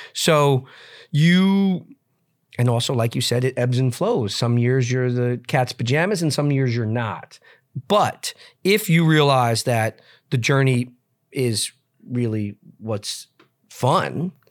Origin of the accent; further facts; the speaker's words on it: New York, United States; I grew up in New York, but spent my summers, uh, with my cousins in Montana and Utah